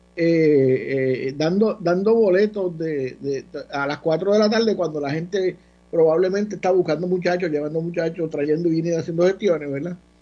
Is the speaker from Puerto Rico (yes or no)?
yes; Ponce, Puerto Rico